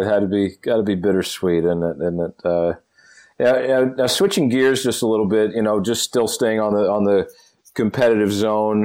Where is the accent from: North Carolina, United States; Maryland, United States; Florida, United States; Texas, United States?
North Carolina, United States; my home state of North Carolina